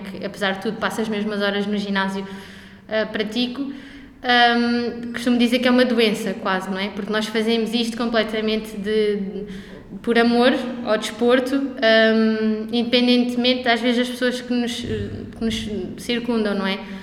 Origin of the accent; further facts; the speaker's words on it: Loulé, Algarve, Portugal; eu sou de Lolé